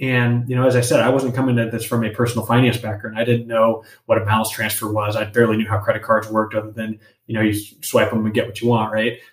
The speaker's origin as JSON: {"language": "English", "town": "Los Angeles", "region": "California", "country": "United States", "tie": "born or raised there", "said": "I grew up grew up in Los Angeles, grew up in a Mexican American family here"}